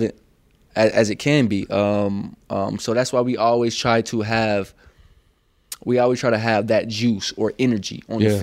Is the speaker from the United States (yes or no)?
yes; St. Petersburg, Florida, United States; moved away as an adult; now in Los Angeles, United States; I'm from St. Pete.